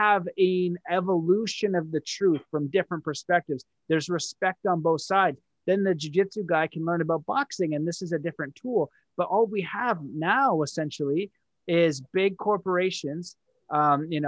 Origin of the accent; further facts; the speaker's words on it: Canada; I'm Canadian